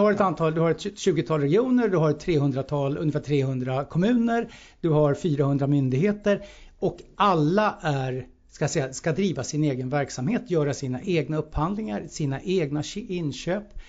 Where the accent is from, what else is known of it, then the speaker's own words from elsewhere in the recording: Sweden; vi som svenskar